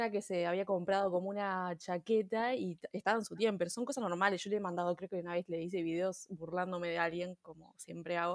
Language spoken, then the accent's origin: Spanish; Uruguay; Pero somos uruguayas, somos uruguayas.